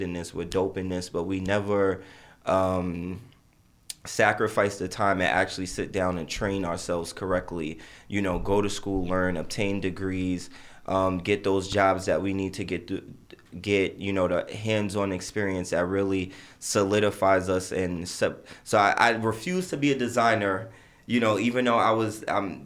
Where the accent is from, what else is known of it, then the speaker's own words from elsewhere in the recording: New York City, New York, United States; also born or lived in Barbados (family origin); I'm from Jamaica, Queens